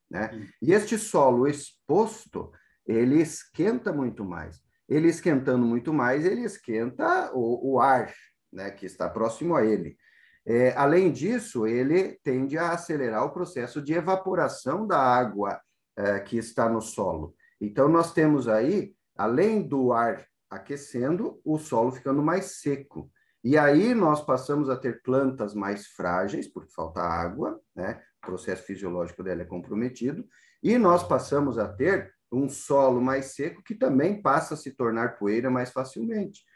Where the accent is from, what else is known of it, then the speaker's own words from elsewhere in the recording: Rio Grande do Sul, Brazil; moved away as an adult; also born or lived in Santa Maria / Botucatu / Presidente Prudente / Rosana; now in São Paulo, Brazil; eu vim do Rio Grande do Sul há mais de 20 anos